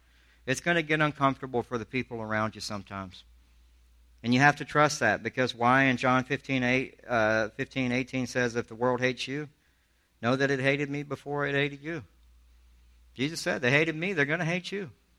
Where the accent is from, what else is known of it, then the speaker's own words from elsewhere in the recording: Charleston, South Carolina, United States; If I'm a guy from Alabama telling you, I grew up in Charleston, South Carolina. I went to the worst schools that you could go to.